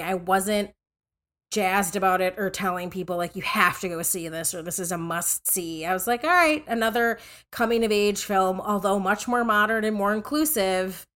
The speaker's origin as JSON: {"language": "English", "region": "Minnesota", "country": "United States", "tie": "born or raised there", "said": "I grew up in Minnesota"}